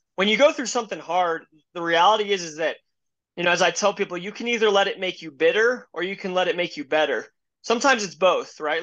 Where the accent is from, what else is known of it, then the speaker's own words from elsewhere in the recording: Denver, Colorado, United States; I grew up in Denver, Colorado, um, born and raised here